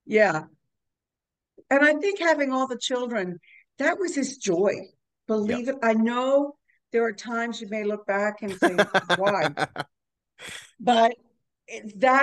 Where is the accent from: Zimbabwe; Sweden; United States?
United States; New York; I'm from New York